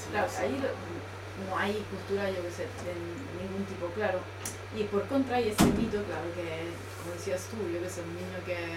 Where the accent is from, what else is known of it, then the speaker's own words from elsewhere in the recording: Sicily, Italy; moved away; yo soy europea por lo menos de Sicilia, que tampoco es tierra desarrollada